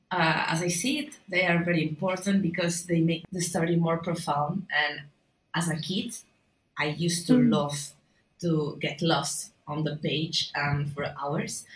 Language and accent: English; Barcelona, Catalonia, Spain; I'm an illustrator from Barcelona